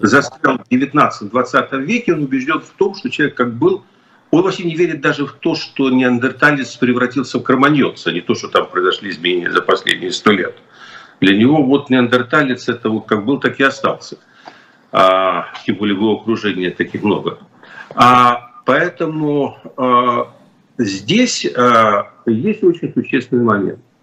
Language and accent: Russian; Ukraine; moved away; я вырос в Украине